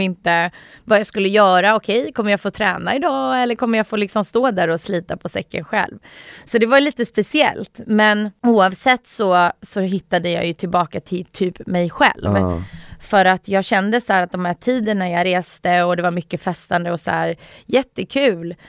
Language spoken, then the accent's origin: Swedish; Sweden; Jag är född i Sverige